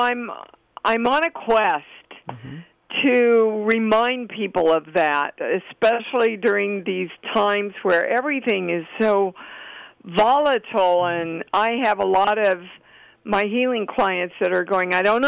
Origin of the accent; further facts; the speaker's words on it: Kansas City, United States; my upbringing and being raised in Kansas City